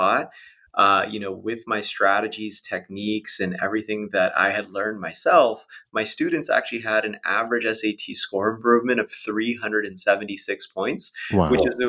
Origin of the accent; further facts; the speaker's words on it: Las Vegas, Nevada, United States; I grew up in Las Vegas, Nevada